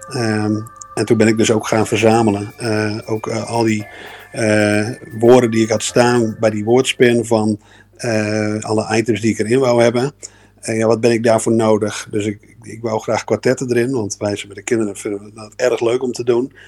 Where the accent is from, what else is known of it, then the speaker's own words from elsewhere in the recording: Groningen, Netherlands; ik kom uit Groningen